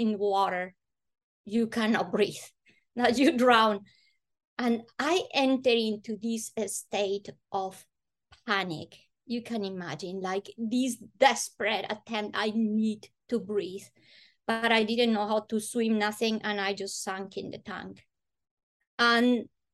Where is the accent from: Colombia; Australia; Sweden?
Colombia; Bogota; English is a second language; moved away; I'm from Colombia, I come from hot weather country, but Bogota's pretty high up in the Andes